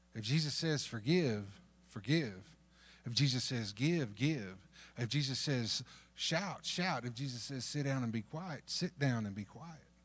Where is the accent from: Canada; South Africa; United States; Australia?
United States; North Texas; moved away; also born or lived in Dominican Republic; I grew up in North Texas